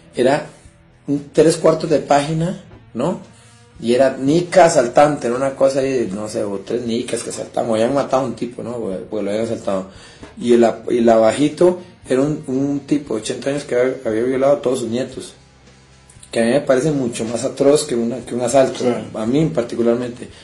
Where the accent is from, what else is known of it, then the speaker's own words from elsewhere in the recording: Costa Rica; nosotros somos los ticos